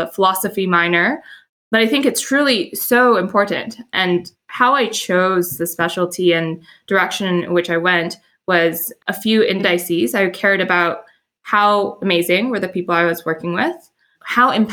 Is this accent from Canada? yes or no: yes; Edmonton, Alberta, Canada; moved away as an adult; also born or lived in Montreal; I grew up in Edmonton, which is this northernmost major city in Canada.